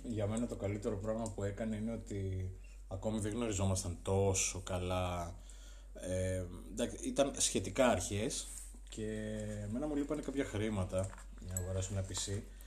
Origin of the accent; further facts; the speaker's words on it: Arta, Epirus, Greece; Εγώ είμαι από την Άρτα, είμαι υπηρώτης, βλάχος